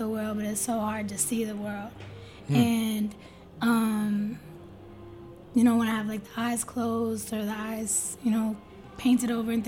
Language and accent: English; outside of Boston, Massachusetts, United States; I grew up outside of Boston, but I was, like, spending mad time in Boston, especially growing up